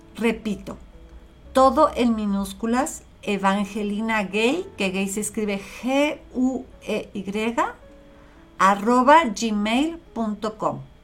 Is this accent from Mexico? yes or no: yes; Mexico; yo soy mexicana 100% hecha en México y vivo en México, he vivido toda mi vida